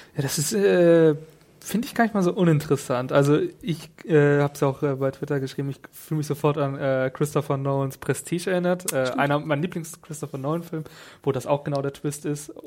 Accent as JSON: {"language": "German", "region": "Northern Germany", "country": "Germany", "said": "ich als Norddeutscher"}